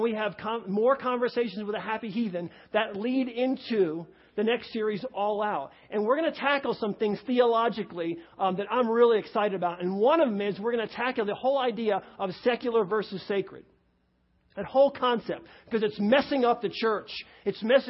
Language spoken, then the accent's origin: English; New York, United States; moved away; I come from New York, and so I can talk fast